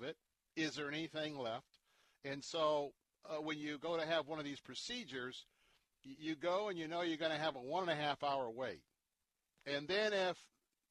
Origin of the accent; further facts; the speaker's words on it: Tampa, Florida, United States; accent: Southern; I'm Southern. I was born and raised here in Tampa, you know? We have our own language.